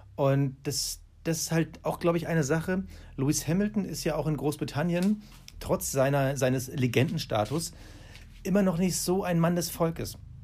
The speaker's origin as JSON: {"language": "German", "country": "Germany", "said": "als Deutsche"}